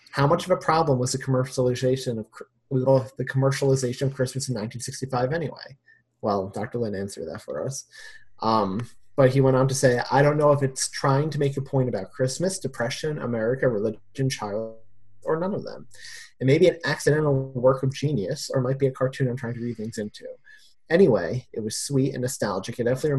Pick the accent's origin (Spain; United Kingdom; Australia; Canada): United Kingdom; I can only put this down to being British, and it's just not a thing here. We don't get it shown here, or at least I never see it shown on any channels.